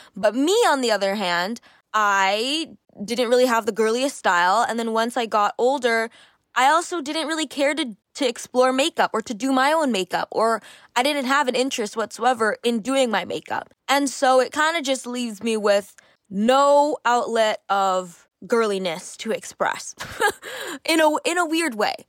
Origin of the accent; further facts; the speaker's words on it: Canada; I grew up, I'm Canadian, and sports is a pretty big thing here